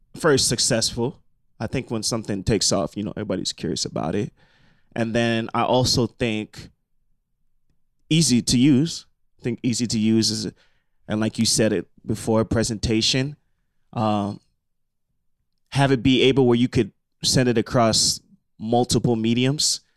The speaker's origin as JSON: {"language": "English", "country": "Nigeria", "said": "I'm also Nigerian"}